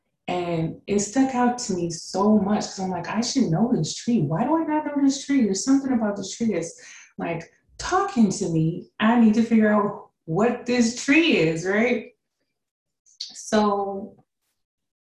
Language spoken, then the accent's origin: English; Tucson, Arizona, United States; moved away as an adult; also born or lived in California / Kansas City, Missouri; now in San Antonio, United States; I lived there until I was about 10 or 11. And then my parents moved us to Tucson, Arizona.